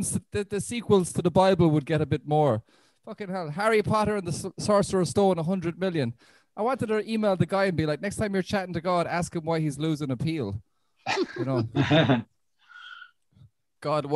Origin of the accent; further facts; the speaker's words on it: Ireland; I'm an Irish Catholic, Roman Catholic